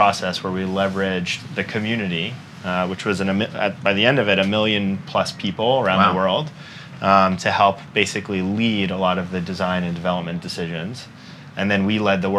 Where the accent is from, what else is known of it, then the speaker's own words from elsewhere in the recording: Northeast, United States; also born or lived in Memphis, Tennessee; now in New York, United States; I grew up in the Northeast